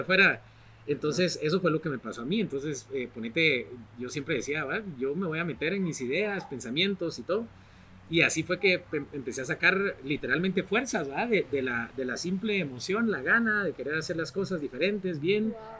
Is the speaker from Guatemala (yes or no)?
yes; Guatemala